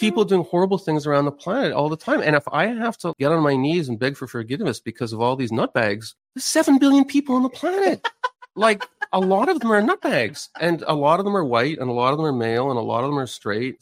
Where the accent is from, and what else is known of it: Canada